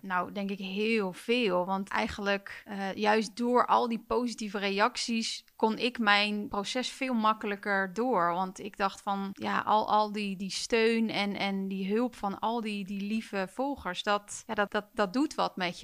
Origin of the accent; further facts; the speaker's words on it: Utrecht, Netherlands; ik kom ook uit Utrecht